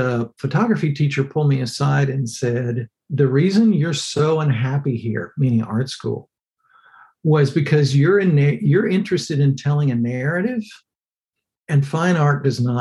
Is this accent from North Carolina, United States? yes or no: no; Texas, United States; I grew up in Texas